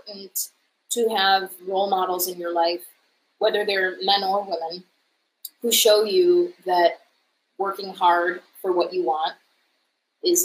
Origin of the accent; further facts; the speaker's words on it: Buffalo, New York, United States; moved away as an adult; also born or lived in Chicago, United States; now in New York City, United States; I am originally from Buffalo, New York